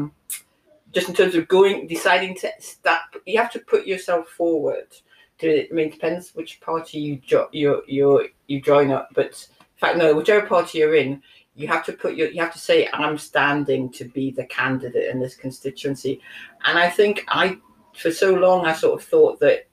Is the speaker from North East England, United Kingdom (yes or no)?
yes; Newcastle upon Tyne, North East England, United Kingdom; so I grew up in North Kenton in a council house